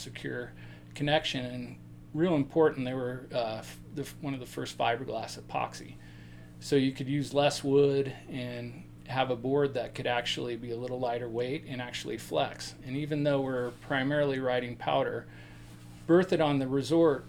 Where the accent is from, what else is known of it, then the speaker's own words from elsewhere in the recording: Golden, Colorado, United States; I grew up on Lookout Mountain, just above Golden, Colorado